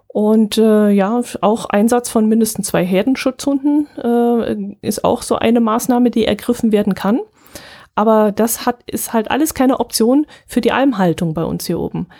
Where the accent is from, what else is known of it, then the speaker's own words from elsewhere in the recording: Bavaria, Germany; also born or lived in Wertach area; bei uns in Bayern